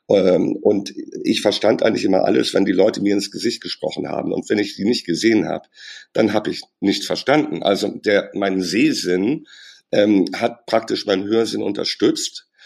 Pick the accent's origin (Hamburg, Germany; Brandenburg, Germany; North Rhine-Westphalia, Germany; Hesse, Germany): Hamburg, Germany; ich komme aus Hamburg und da redet man halt so miteinander.